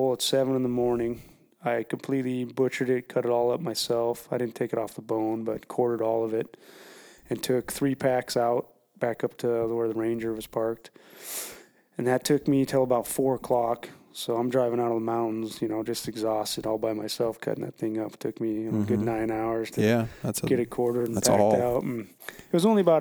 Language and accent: English; Montana, United States; growing up in Montana